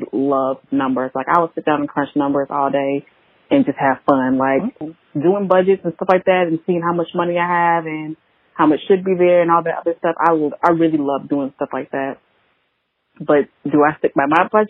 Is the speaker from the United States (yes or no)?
yes; Beaufort, South Carolina, United States; I am from Beaufort, South Carolina, small town. Everybody knows everybody.